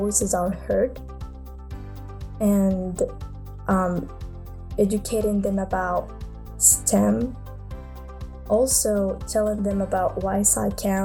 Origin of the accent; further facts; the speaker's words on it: Morocco; I'm from Morocco.